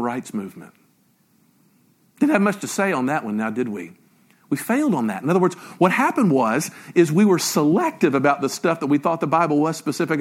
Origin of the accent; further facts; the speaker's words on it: Memphis, Tennessee, United States; I grew up in Memphis, Tennessee